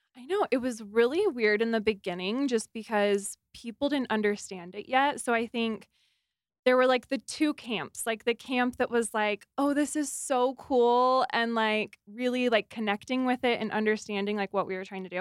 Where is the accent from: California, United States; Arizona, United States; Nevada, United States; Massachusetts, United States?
Arizona, United States; now in Utah, United States; I grew up in Arizona